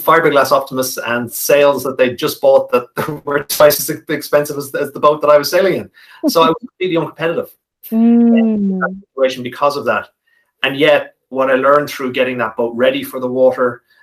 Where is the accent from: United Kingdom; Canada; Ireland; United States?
Ireland; Malahide, Leinster; We sailed on an estuary back in my hometown of Malahide, where I grew up in Dublin.